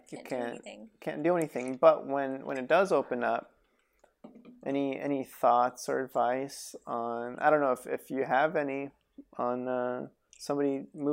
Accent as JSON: {"language": "English", "town": "Reno", "region": "Nevada", "country": "United States", "tie": "born or raised there", "moved": "yes", "lives_now": "Los Angeles, United States", "said": "growing up in Reno"}